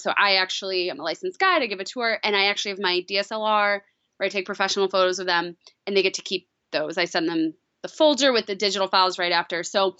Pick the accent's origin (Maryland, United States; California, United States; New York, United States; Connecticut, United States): New York, United States; Long Island; I grew up in New York on Long Island, and I always grew up traveling.